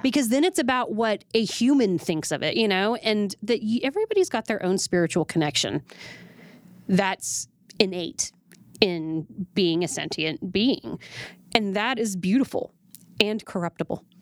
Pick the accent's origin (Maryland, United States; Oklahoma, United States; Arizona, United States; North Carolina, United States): Oklahoma, United States; Oklahoma City; moved away; I was born and raised in Oklahoma City